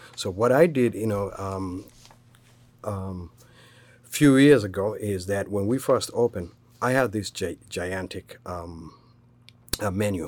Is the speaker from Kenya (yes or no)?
yes; Kenya; moved away as an adult; now in United States; I was born and raised in Kenya. Um, came here at the age of twenty-one.